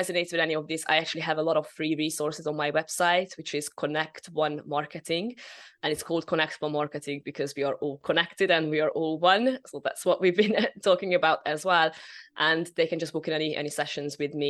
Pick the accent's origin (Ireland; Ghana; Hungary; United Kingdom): Hungary; moved away; I'm originally from Hungary.